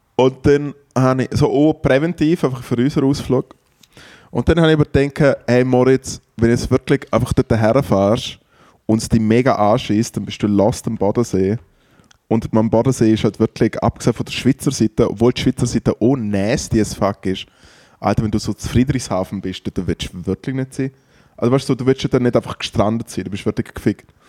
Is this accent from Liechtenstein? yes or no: yes; Triesen, Liechtenstein; an Tresen vorbei, der Gemeinde, wo ich aufgewachsen bin